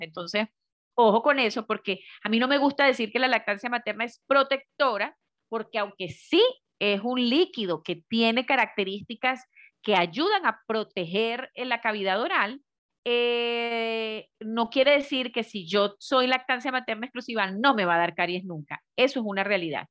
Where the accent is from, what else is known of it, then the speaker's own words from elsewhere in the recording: Venezuela; moved away as an adult; now in Medellín, Colombia; yo soy venezolana de nacimiento, pero hace ya cuatro años eh, eh, emigré hacia, hacia Colombia y estoy justamente en la ciudad de Medellín